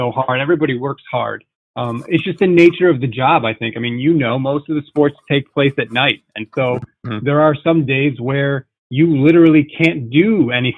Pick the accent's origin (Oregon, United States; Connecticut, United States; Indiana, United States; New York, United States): Connecticut, United States; I'm born and raised in Connecticut